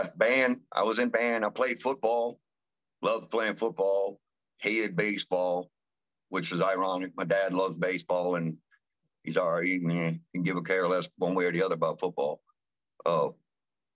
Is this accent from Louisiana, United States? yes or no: yes; Gretna, Louisiana, United States; also born or lived in Marrero, Louisiana; I grew up in Old Gretna